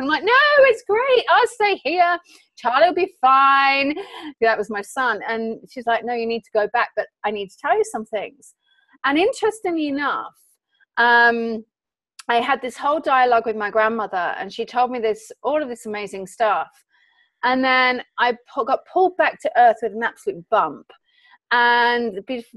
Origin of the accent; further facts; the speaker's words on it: England, United Kingdom; I'm an English citizen over here on vacation